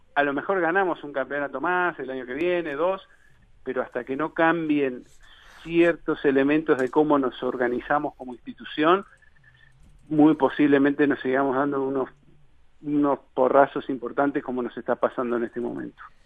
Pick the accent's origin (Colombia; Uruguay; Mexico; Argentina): Uruguay; Montevideo; moved away as an adult; soy de Montevideo, tengo 36 años